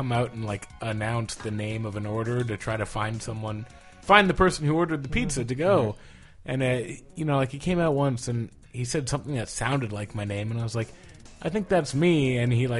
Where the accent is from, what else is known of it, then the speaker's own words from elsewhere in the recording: South Bay, California, United States; my hometown arcade was Tilt. At the the Valco Fashion Park, which was a mall that mattered